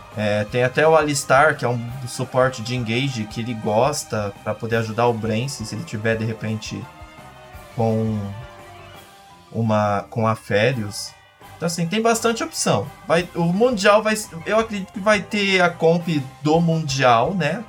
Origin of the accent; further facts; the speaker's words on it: Brazil; como brasileiros